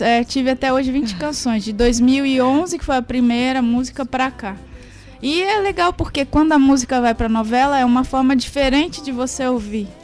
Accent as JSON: {"language": "Portuguese", "town": "Caetanópolis", "region": "Minas Gerais", "country": "Brazil", "tie": "born or raised there", "said": "sou mineira, na, é, nasci em Caetanópolis, que é a cidade de … também. E a cidade é uma cidade pobre, minha família é uhum. é pobre, então teve muita, tive muita dificuldade"}